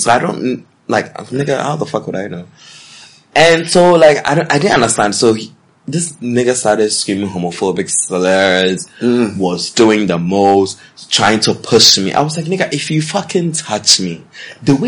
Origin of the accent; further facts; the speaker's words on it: New York, United States; I'm from New York, because that's where I'm from.